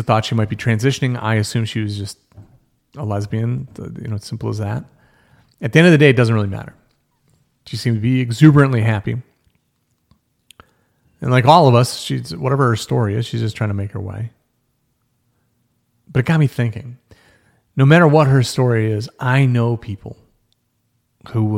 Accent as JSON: {"language": "English", "country": "United States"}